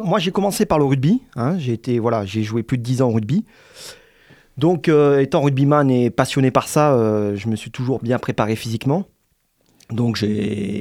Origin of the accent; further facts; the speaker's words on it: Montélimar, Auvergne-Rhône-Alpes, France; moved away as an adult; now in Montpellier, France; je viens de Montélimar